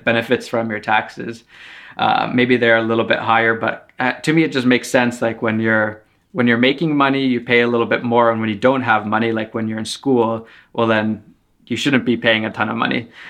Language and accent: English; Finland; also born or lived in Canada; now in Toronto, Canada; I was born in Finland and then I live in Canada. So I've lived half my life in Finland, half in Canada